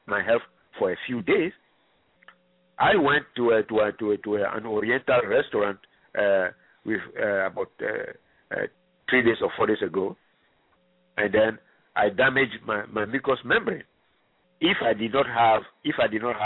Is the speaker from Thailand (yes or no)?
no; Ghana; moved away; I am originally from Ghana